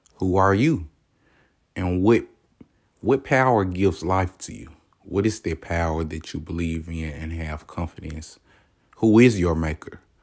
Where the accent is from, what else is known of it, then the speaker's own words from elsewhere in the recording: the South, United States; I'm from the South, man. You don't know? Hear it in my voice.